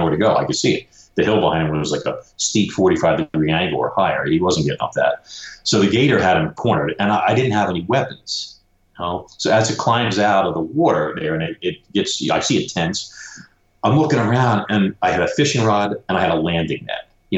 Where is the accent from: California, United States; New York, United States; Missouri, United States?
New York, United States; Brooklyn